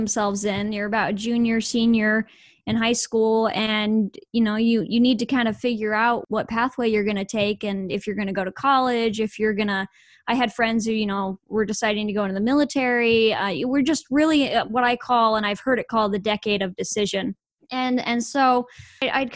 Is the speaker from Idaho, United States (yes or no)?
yes; Idaho, United States; moved away as an adult; now in Texas, United States; I was born and raised in Idaho, moved to Texas recently.